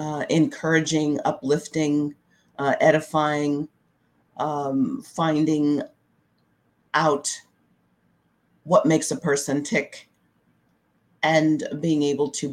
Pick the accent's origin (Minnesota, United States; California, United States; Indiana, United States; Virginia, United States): Virginia, United States; Frederick County; I was born and raised in Frederick County, and actually went to schools in Frederick County